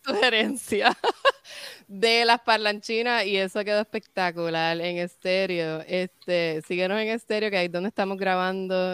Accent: Puerto Rico; moved away as an adult; now in Connecticut, United States; nosotras por ser puertorriqueñas

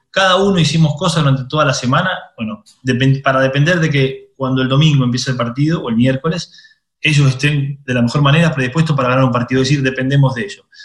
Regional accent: Argentina; moved away as an adult; also born or lived in Italy; yo crecí eh, futbolísticamente en Argentina, pero mentalmente maduré en Italia hice 15 años de Italia.

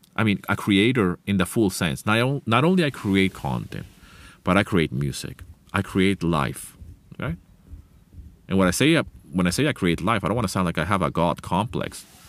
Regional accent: Venezuela; first language Spanish; English is a second language; moved away; I left the place where I grew up, Venezuela, many, many years ago

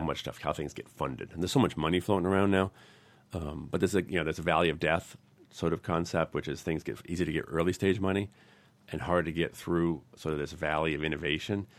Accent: New England, United States; I'm from New England

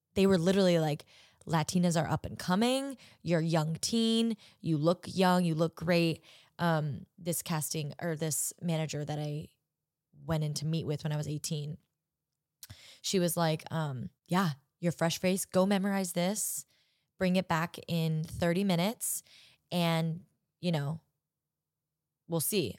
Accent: Orange County, California, United States; I am from Orange County

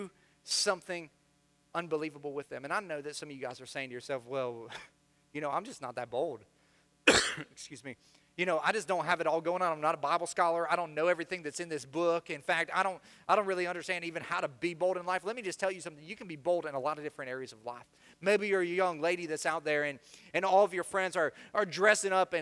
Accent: Florida, United States; also born or lived in Midwest; I spent most of my time in the South, specifically on the other coast of Florida

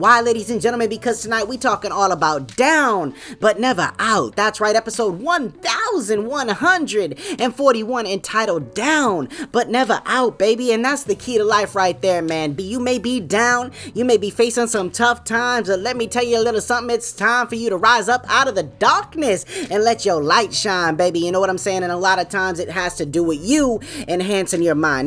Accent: New England, United States; I'm from New England, man. That's my home team

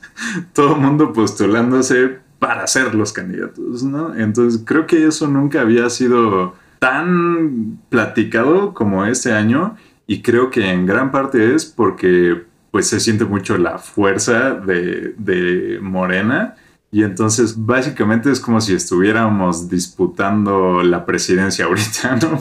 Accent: Mexico; todos somos mexicanos

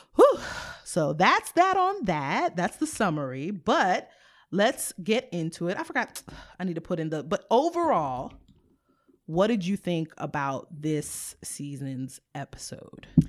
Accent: United States; my mom is Haitian, my dad is from Sierra Leone. I was born in the United States

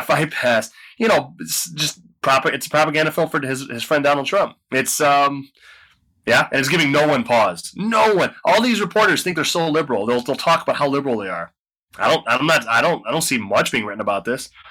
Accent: United States; I'm only an American

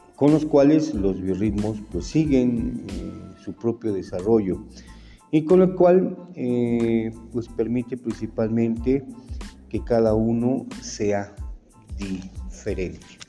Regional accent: Mexico; nuestra psicología como mexicanos

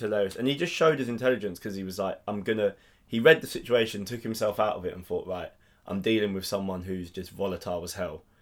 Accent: England, United Kingdom; I'm, I'm English.

